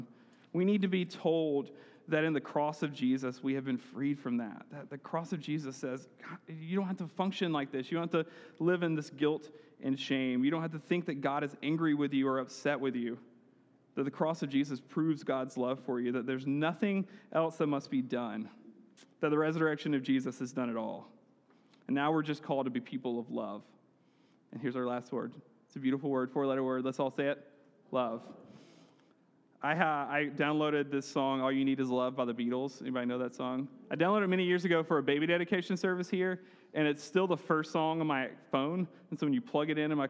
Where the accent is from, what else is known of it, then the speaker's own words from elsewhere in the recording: Heard County, Georgia, United States; I grew up in Heard County, and we still had neighbors